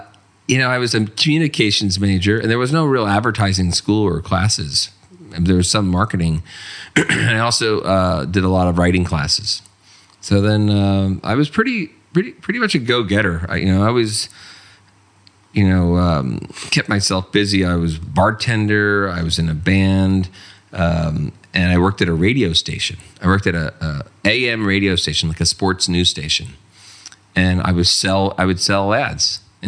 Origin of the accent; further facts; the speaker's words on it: North New Jersey, United States; I'm from New Jersey. My parents are from the Bronx, New York, and I grew up in North New Jersey my whole life.